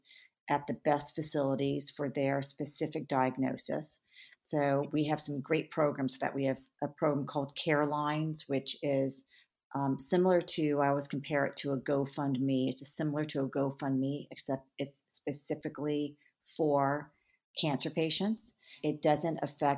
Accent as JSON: {"language": "English", "region": "California", "country": "United States", "tie": "born or raised there", "said": "I grew up in California"}